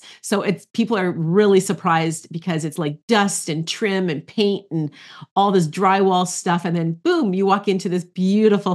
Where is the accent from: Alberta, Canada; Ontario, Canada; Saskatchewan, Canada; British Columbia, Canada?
Ontario, Canada; I am in Ontario, Canada. So I'm a Canadian